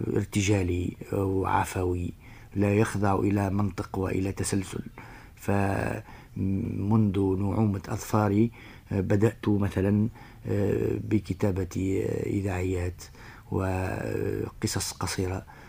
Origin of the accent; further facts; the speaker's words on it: Sfax, Sfax Governorate, Tunisia; moved away as an adult; also born or lived in Paris, France; من مواليد الساقس من سنة 31 26 ديسمبر 1931 نعم. ودرست بها الحصتين الابتدائية والثانوية